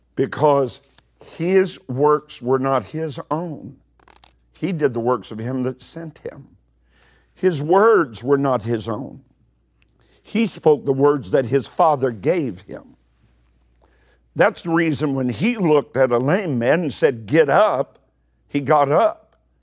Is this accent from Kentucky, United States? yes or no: yes; Eastern Kentucky, United States; I'm from Eastern Kentucky